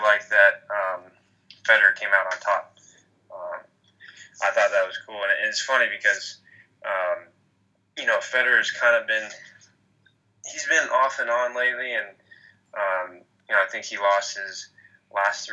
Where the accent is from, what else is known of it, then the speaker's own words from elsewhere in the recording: Hong Kong; also born or lived in Florida; now in United States; we grew up in Hong Kong and now we're in the States for college and work